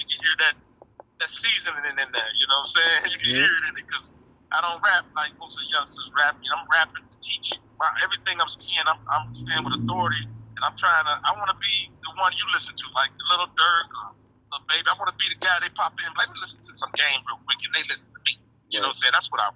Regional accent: Gary, Indiana, United States; when you grow up in Gary, Indiana

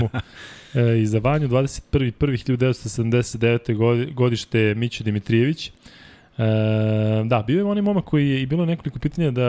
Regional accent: Belgrade, Serbia; ja sam rođen u Beogradu 28.4.1982.

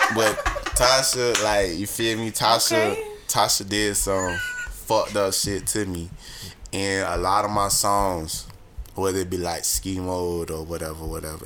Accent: Fort Lauderdale, Florida, United States; moved away; I'm from like in Florida, Broward County, Fort Lauderdale

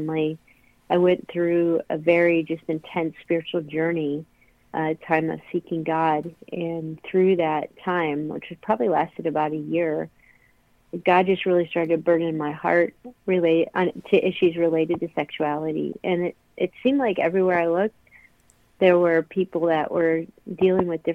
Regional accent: Akron, Ohio, United States; moved away as an adult; I was born and raised in Akron, Ohio, and have moved around the country at different times in my life, but I'm back in Akron.

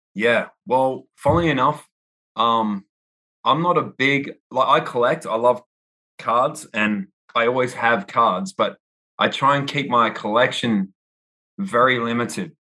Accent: Perth, Western Australia, Australia; moved away as an adult; also born or lived in New York City / Austin; now in United States; I was born in Perth, Australia um, on the west coast of Australia, so nowhere near Sydney and Melbourne. Everyone always asks me, "Are you from Sydney or Melbourne?" And I'm like, "Neither." Five hours west on a plane. So uh, I moved. I lived there my whole life um, until I was 30

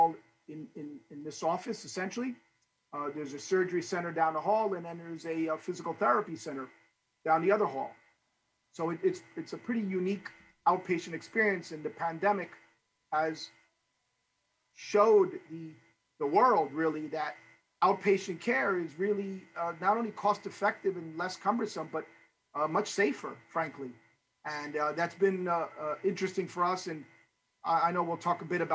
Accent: New Jersey, United States; also born or lived in Cuba; I settled in New Jersey, a public school kid.

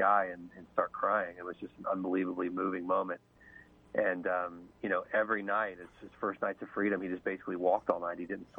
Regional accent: Cincinnati, Ohio, United States; moved away; I was able to get a job in Cincinnati in my hometown

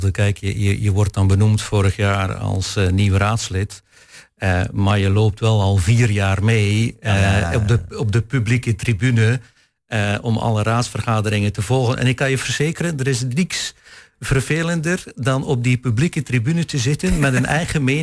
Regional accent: Belgium; moved away as an adult; also born or lived in Enschede; now in Hengelo, Netherlands; waarschijnlijk hoor je aan mijn tongval dat ik geen echte tukker ben. Eh, maar ik ben ooit uh, eh, 50 jaar geleden eh, geboren in België.

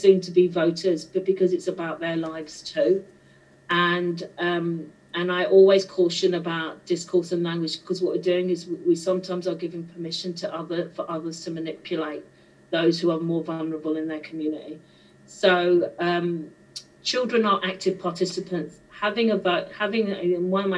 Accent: London, United Kingdom; moved away; I'm second generation from London

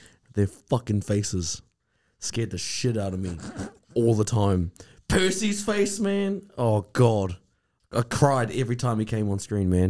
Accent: Levin, Manawatū-Whanganui, New Zealand; I'm from Levin, bro.

